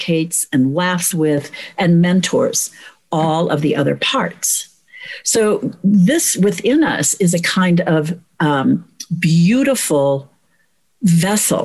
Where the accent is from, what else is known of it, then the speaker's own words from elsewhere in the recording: United States; as American women